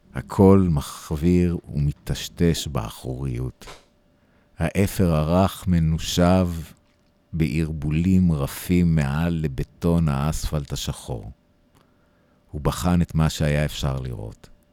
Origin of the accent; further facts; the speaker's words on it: United States; now in Israel; אני נולדתי באמריקה, אני חייתי הרבה מהחיים שלי ב, בארצות הברית